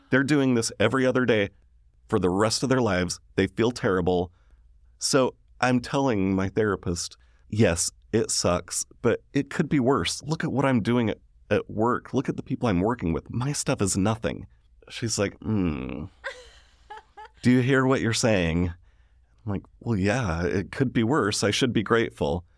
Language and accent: English; Sandy, Utah, United States; I grew up in Sandy, Utah.